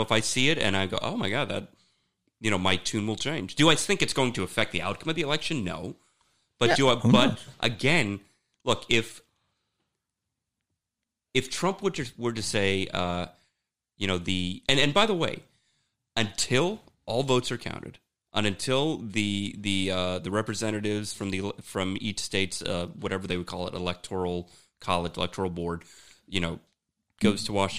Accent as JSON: {"language": "English", "country": "Germany", "said": "Right, we're from Germany. We go over there in Berlin."}